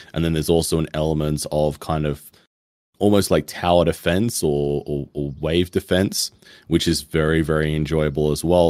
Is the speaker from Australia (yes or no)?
yes; Australia; being Australian